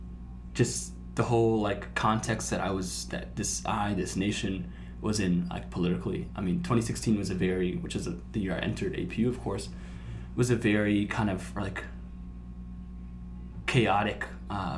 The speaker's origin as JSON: {"language": "English", "town": "Burbank", "region": "California", "country": "United States", "tie": "born or raised there", "said": "I grew up in Burbank"}